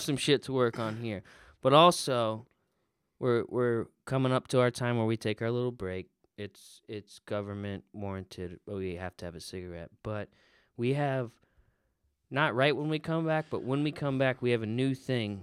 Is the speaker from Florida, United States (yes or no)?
yes; Florida, United States; moved away as an adult; now in Indiana, United States; I am from Florida